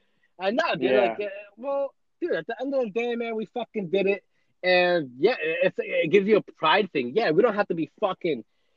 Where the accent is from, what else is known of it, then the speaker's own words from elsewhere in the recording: New Jersey, United States; also born or lived in Costa Rica; I never fucking really left Jersey. You know, I was born in Costa Rica and shit, but I never really left Jersey before Marine Corps.